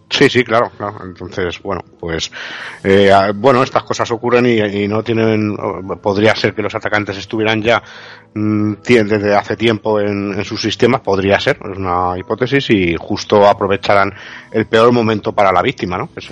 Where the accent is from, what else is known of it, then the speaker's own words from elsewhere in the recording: Spain; ya sabemos cómo somos los españoles y tal, en plan coña, ¿no?